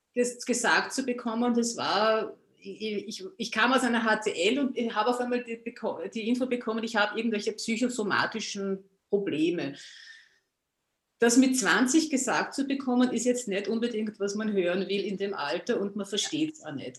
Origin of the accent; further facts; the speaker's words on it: Austria; ich komme aus Österreich, wie man vielleicht an meiner Aussprache hört, an meinem Dialekt